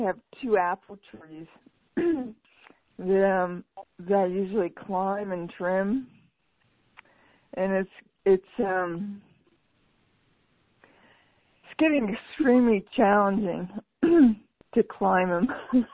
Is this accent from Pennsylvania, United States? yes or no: yes; Pennsylvania, United States; moved away; I was raised in Pennsylvania.